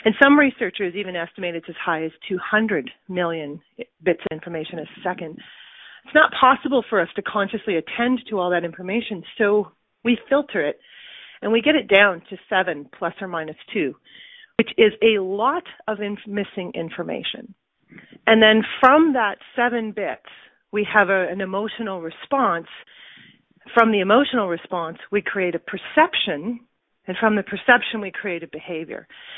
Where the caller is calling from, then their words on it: Cambridge, Ontario, Canada; Cambridge, Ontario.